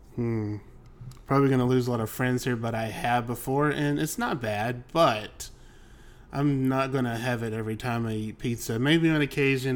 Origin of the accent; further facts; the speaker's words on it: Alabama, United States; also born or lived in Cleveland area, Ohio; now in Cleveland, United States; I grew up in the South. I grew up in Alabama.